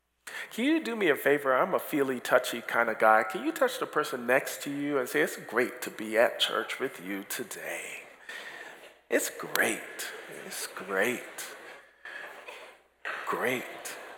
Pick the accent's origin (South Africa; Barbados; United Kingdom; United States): Barbados; also born or lived in Toronto, Canada; And before that, we were in Toronto, Canada, where we are originally from. But after that, I grew up in Barbados, so I've kind of been all over the world.